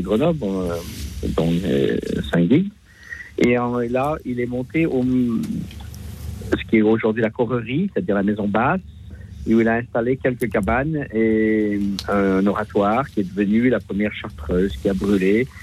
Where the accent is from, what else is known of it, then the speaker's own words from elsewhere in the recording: Passau, Bavaria, Germany; now in Lyon, France; le pays où je suis né aussi, puisque moi je suis né à Passau